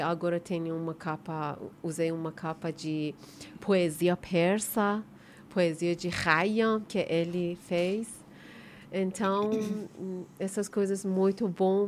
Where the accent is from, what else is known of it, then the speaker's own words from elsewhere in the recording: Iran; Portuguese is a second language; moved away as an adult; now in Brazil; Nós que vivemos lá hum, 30 anos, eu, quando que eu saí do Irã